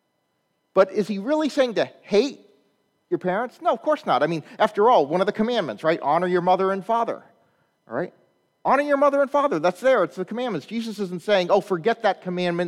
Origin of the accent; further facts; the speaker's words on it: Chicago, Illinois, United States; I'm from Chicago